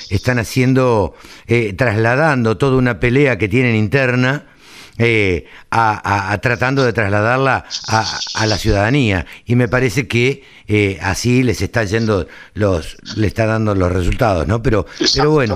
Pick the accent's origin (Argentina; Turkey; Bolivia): Argentina; Maipú, Buenos Aires Province; yo soy de Maipú